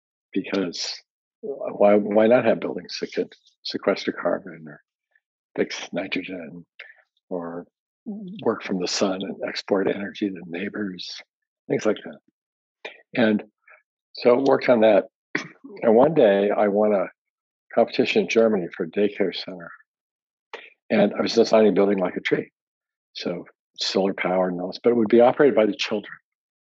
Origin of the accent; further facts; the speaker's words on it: Hong Kong; also born or lived in Tokyo, Japan / Washington State, United States; I was born in Tokyo. And I grew up mostly in Hong Kong and in the Puget Sound, Washington State.